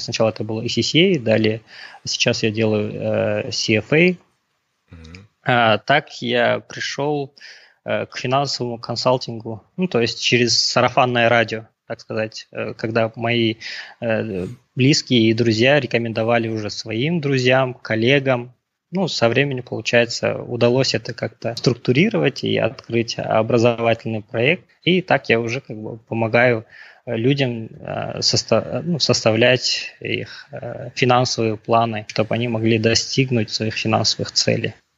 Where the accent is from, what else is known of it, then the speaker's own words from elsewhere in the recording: Pavlodar Region, Kazakhstan; moved away as an adult; also born or lived in United States; Я родом из Володарской области, родился в 1987 году, окончил казахско-турецкий лицей в Павлодаре в 2006 году